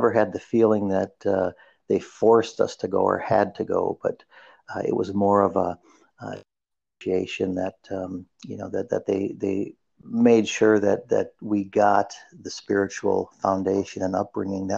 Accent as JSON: {"language": "English", "region": "Minnesota", "country": "United States", "tie": "born or raised there", "said": "I was raised in Minnesota, so that's where I hail from"}